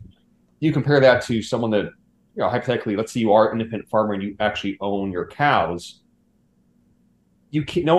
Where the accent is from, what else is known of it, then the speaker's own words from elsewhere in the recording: California, United States; where I grew up in California, actually, there's this population of, it's a blue zone population